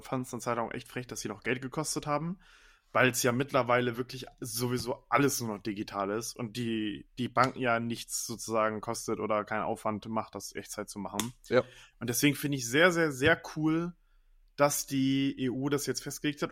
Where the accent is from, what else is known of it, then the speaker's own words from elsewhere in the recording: Germany; bei uns in Deutschland